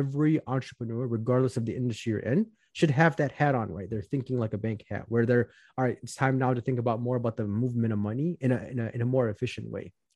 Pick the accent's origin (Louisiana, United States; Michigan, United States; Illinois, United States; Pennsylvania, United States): Illinois, United States; Chicago; I'm from Chicago, Illinois. I grew up in the southwest suburbs of Chicago